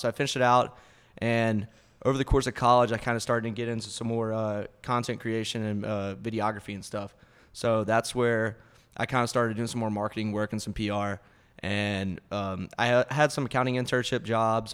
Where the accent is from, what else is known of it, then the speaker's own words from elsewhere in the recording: Sulphur, Louisiana, United States; moved away as an adult; now in Austin, United States; born and raised, just a good old Louisiana boy. Uh, went to Sulphur High School.